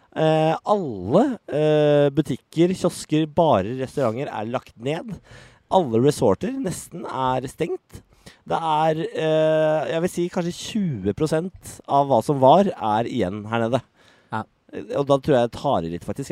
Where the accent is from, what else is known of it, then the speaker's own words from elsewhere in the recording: Norway; hjemme i Norge